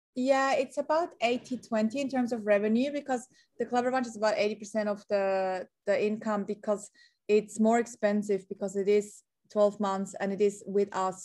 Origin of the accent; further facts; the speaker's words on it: Switzerland; moved away as an adult; now in Sydney, Australia; I'm originally a Swazi, a Swiss Australian. So I grew up in Switzerland.